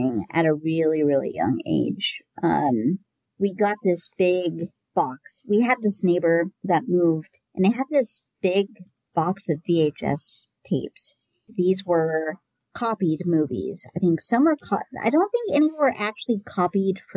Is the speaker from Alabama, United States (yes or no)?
no; Southwest Iowa, United States; also born or lived in Nebraska; I grew up in Southwest Iowa